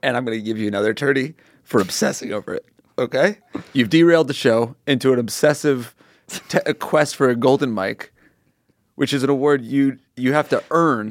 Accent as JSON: {"language": "English", "region": "Connecticut", "country": "United States", "tie": "born or raised there", "moved": "yes", "lives_now": "Los Angeles, United States", "said": "I grew up on the East Coast, I grew up in Connecticut."}